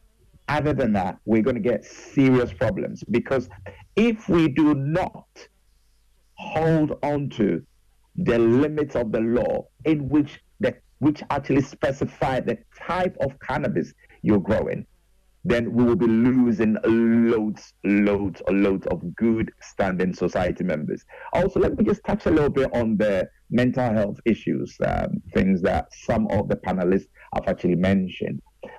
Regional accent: Ghana; also born or lived in United Kingdom; as a Ghanaian, as a British boy and a Ghanaian, I really do worry, because we do not enforce laws properly in Ghana.

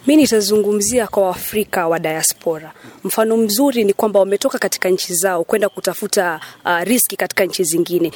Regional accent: Mombasa, Mombasa County, Kenya; mimi ni mkazi wa Mombasa

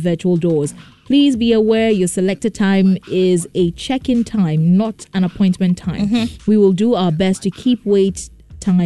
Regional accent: Ghana

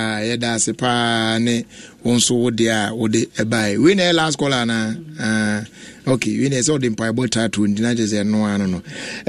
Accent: Tema, Greater Accra, Ghana; from Tema, New Town.

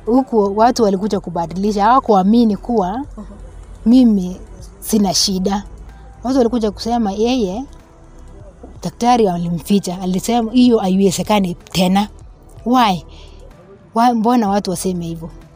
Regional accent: Nandi Hills, Nandi County, Kenya; natoka Nandi Hills upande wa Kipsebo

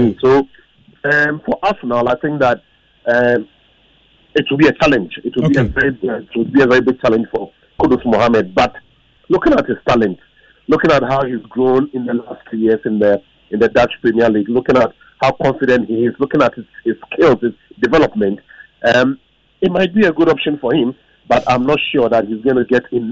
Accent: Ghana; as a Ghanaian

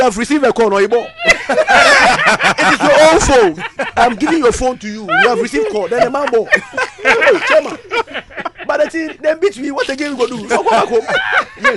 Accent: Ghana; I'm come from Siakwa, Chime Siakwa

